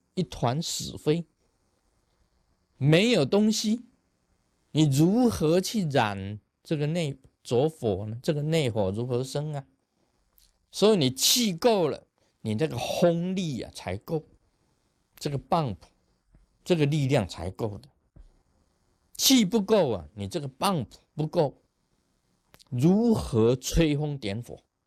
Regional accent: Taiwan; 我们台湾话叫哈消啊

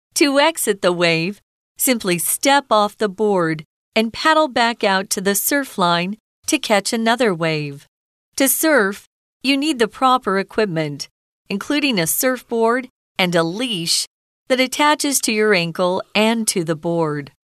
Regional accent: Arizona, United States; I grew up in Arizona where we are not near an ocean

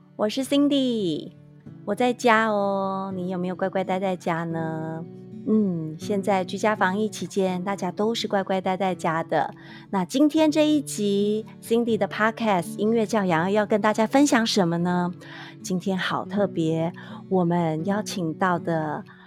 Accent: Taiwan; 我们台湾这边也是从五月份开始

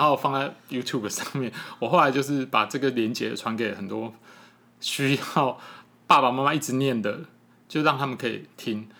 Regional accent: Taipei, Taiwan; moved away as an adult; now in Yilan, Taiwan; 那我自己从小就在那个北投那个区域长大

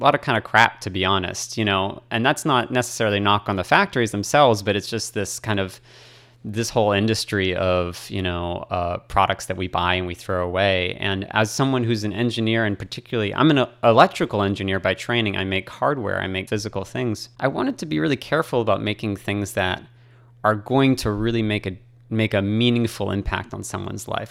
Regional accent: Boston, Massachusetts, United States; moved away as an adult; also born or lived in Hong Kong / China; now in Taiwan; I'm from Boston, Massachusetts

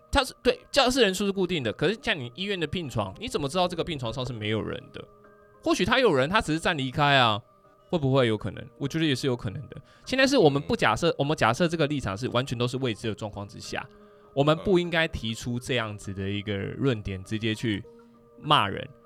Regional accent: Taiwan; 我是台湾人啊

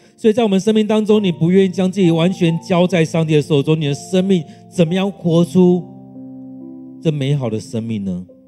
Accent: Taiwan; 让我们来回想我们台湾人是怎么样

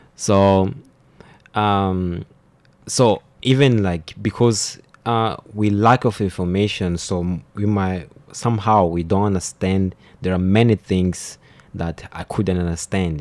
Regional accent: Maputo, Mozambique; I'm from uh, the capital, uh, I mean, the capital province, mm-hmm. which is called Maputo

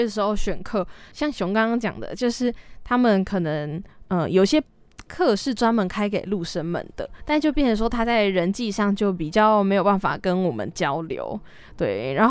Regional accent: southern Taiwan, Taiwan; 可能也因为我是南部人，就会觉得在北部有一种身处异地的感觉

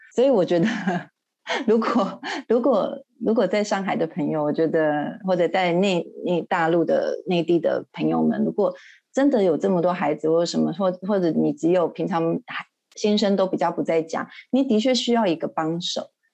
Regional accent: Taiwan; moved away as an adult; now in Shanghai, China; 我是台湾人嘛，那我先生也是

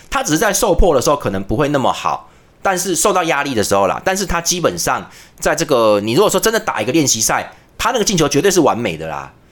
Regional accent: Taiwan; 我们台湾人

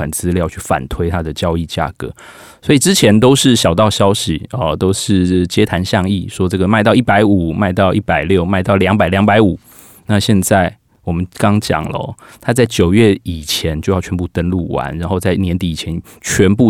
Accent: Taipei, Taiwan; 例如说我的我们台北人到桃园去买

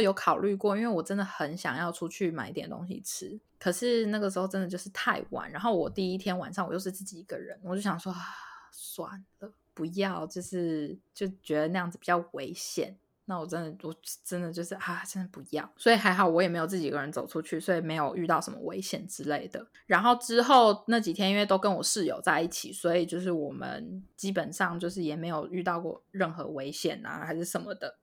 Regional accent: Taiwan; moved away as an adult; now in Los Angeles, United States; 身为台湾人的大家一定就是非常习惯这件事情

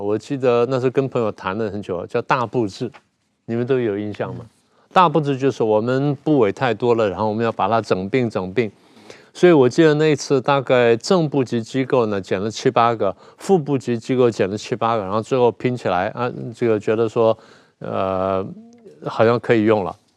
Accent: Taiwan; 我台湾叫…嘛

